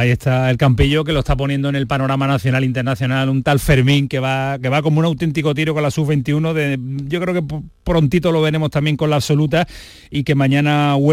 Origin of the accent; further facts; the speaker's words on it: Cádiz, Andalusia, Spain; now in Barcelona, Spain; gaditano me dicen. Sí. ¿De dónde? De Cádiz Capital.